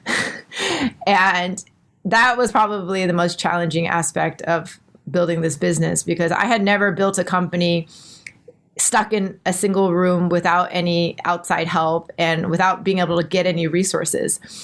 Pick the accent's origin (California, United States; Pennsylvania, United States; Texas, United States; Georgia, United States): Texas, United States; moved away as an adult; now in Singapore; I'm from Texas, all the proms and homecomings